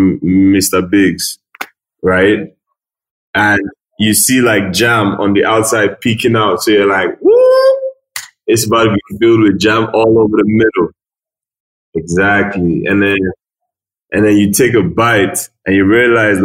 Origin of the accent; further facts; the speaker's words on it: Lagos, Nigeria; moved away as an adult; also born or lived in Asaba, Delta State / Reading, England / Hull, England; I'm from Delta State, Asaba. My mom is Ghanaian, Nigerian. My dad is Nigerian. And I grew up in Lagos State